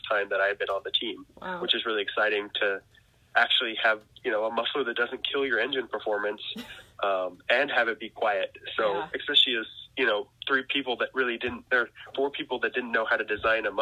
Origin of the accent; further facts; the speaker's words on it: Weiser, Idaho, United States; now in Lebanon, United States; I'm from Weezer, Idaho